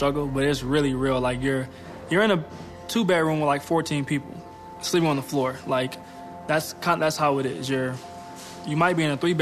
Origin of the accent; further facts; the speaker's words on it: Pomona, California, United States; I grew up in Pomona, California.